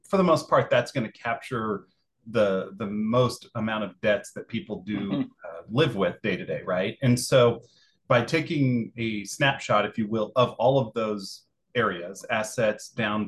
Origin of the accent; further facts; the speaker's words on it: Kansas, United States; You know, I came from South Central Kansas where the culture was much bigger